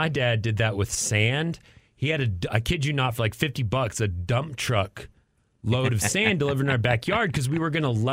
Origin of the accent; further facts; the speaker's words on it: Amarillo, Texas, United States; now in Austin, United States; I grew up in Tornado Alley in Amarillo